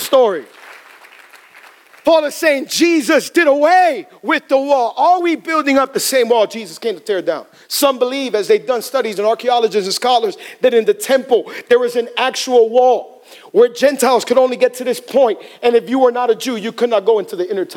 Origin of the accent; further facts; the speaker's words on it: Hialeah, Florida, United States; I'm from Hialeah, okay? Born and raised in Hialeah